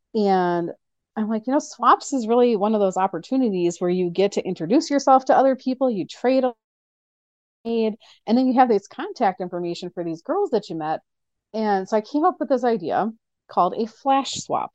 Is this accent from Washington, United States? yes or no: no; Nebraska, United States; now in Oshkosh, United States; I grew up in Nebraska